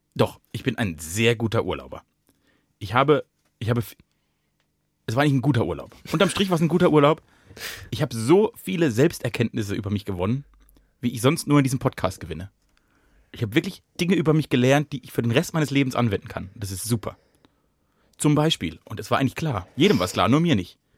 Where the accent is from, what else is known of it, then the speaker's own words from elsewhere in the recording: Germany; ich bin Deutscher